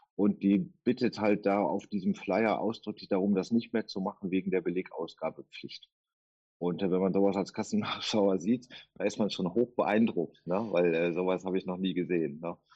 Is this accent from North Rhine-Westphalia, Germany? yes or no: yes; Duisburg, North Rhine-Westphalia, Germany; ich komme aus Duisburg